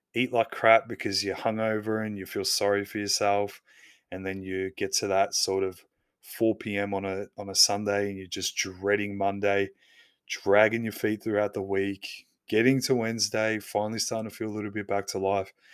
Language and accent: English; Australia; I'm Aussie